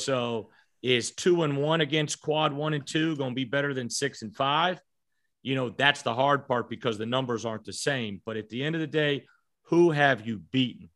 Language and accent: English; Virginia, United States; I grew up in Virginia.